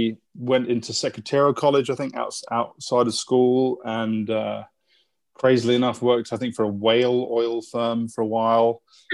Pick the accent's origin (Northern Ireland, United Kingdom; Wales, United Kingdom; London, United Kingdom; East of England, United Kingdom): London, United Kingdom; I'm like born and bred in London.